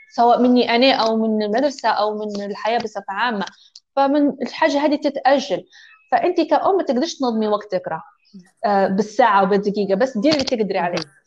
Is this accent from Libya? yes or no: yes; Libya; also born or lived in Tripoli; أني إنسانة مولودة وعايشة في ليبيا، هويتي ليبية